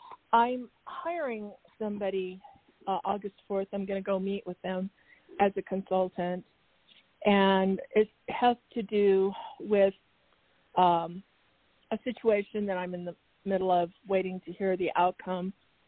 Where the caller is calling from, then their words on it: Arizona, United States; … from Arizona.